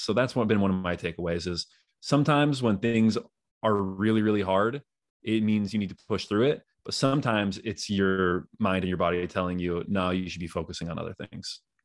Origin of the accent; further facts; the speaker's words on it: Northern California, United States; moved away as an adult; also born or lived in Utah; I grew up in in Northern California